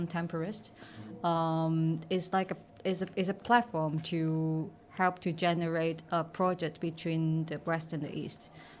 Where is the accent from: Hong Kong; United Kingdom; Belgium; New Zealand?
Hong Kong; also born or lived in Amsterdam / Beijing; I'm from Hong Kong. Now I'm working in between Amsterdam and Hong Kong.